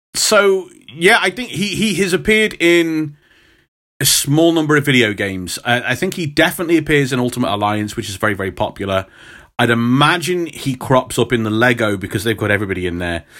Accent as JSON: {"language": "English", "area": "Midlands", "region": "England", "country": "United Kingdom", "accent": "Midlands", "said": "I do have a Midlands accent"}